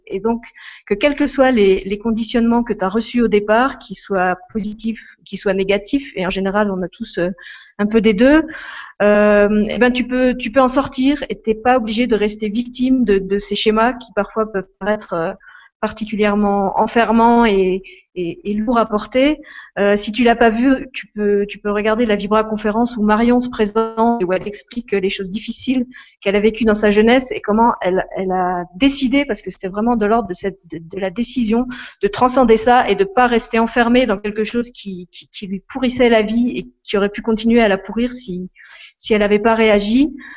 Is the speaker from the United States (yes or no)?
no; Lorraine, Grand Est, France; moved away as an adult; now in Luxembourg; je suis Lorraine, c'est là que je suis née et que, que j'ai grandi, que j'ai fait mes études et que j'ai commencé ma vie professionnelle